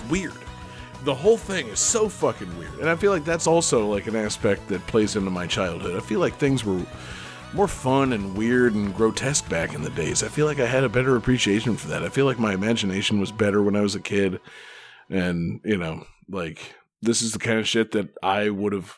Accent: Florida, United States; I'm a Florida baby.

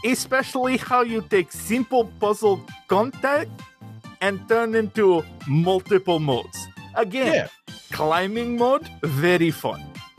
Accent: Russia; Listen, friend John, I am from Russia. We know a thing or two about elimination.

